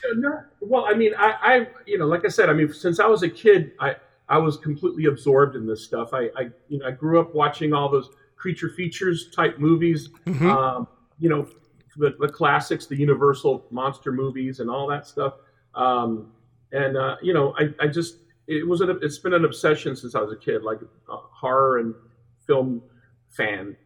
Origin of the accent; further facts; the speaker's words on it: Hialeah, Florida, United States; moved away as an adult; now in Los Angeles, United States; I grew up in South Florida in a, in, in, um, a small suburb of Miami called Hialeah